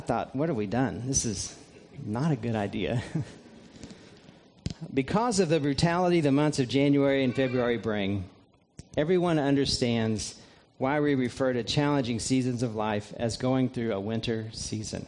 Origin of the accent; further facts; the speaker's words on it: just south of Indianapolis, United States; moved away as an adult; also born or lived in Vero Beach, Florida; now in Lexington, United States; I grew up in Indiana, just south of Indianapolis, and it's through living those first 18 years of my life in central Indiana